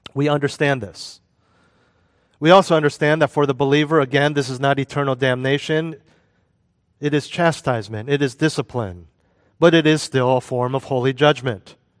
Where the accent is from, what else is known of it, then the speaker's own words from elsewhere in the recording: United States; moved away; also born or lived in Europe; When I was living as an American expatriate in Europe